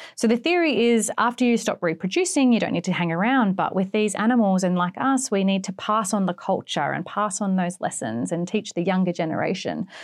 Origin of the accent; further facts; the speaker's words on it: East Coast of Australia, Australia; accent: Australian; moved away as an adult; now in Western Australia, Australia; I'm actually from the East Coast. I moved to the West Coast for the killer whales.